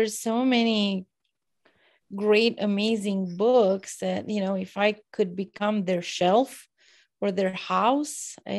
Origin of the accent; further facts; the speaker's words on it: Romania; moved away; in my experience growing up in Romania, at a time when we still had the four seasons, October was very rainy and drabby and gloomy and dark